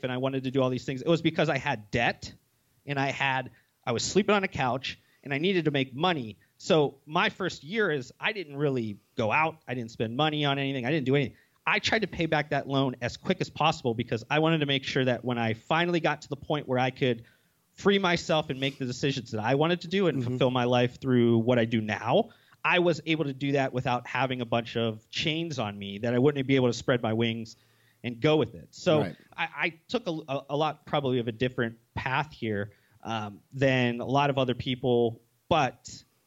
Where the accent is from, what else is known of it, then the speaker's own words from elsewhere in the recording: Ohio, United States; moved away as an adult; also born or lived in Las Vegas; I moved from Ohio to Las Vegas.